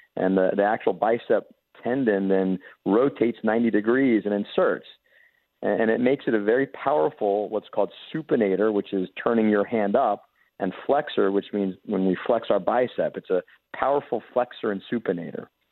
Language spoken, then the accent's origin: English; Jacksonville, Florida, United States; I actually grew up here in Jacksonville, Florida